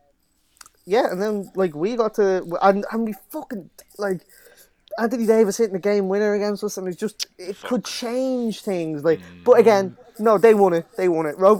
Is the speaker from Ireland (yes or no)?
yes; Ireland; we're Irish